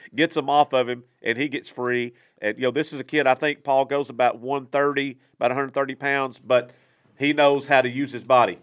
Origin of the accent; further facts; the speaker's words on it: Texas, United States; moved away; I'm from Texas